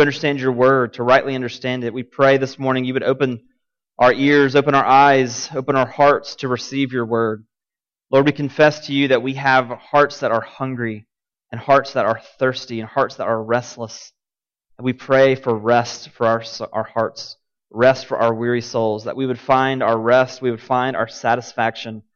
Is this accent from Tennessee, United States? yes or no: yes; Martin, Tennessee, United States; now in Cookeville, United States; I grew up in Martin, Tennessee